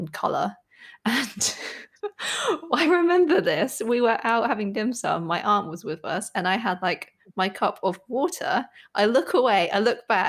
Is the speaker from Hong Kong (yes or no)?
yes; Hong Kong; I am from Hong Kong, I am Chinese, so tea has always been a part of our culture.